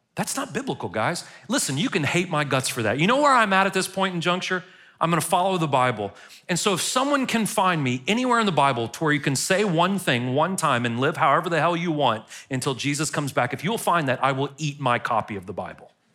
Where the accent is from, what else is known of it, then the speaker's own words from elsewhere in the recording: United States; as an American in the twenty-first century